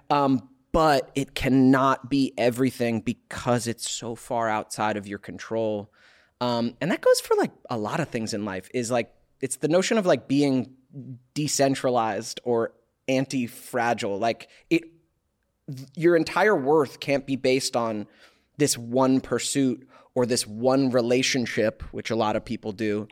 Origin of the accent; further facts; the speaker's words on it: Alpharetta, Georgia, United States; now in Los Angeles, United States; Outside Atlanta, suburbs of Atlanta